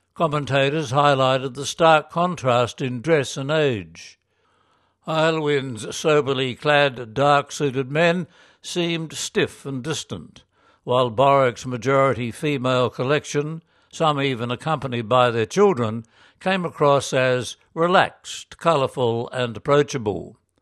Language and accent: English; Chile; moved away as an adult; now in United Kingdom; a missionary from Chile working with young Faith in Action volunteers in Britain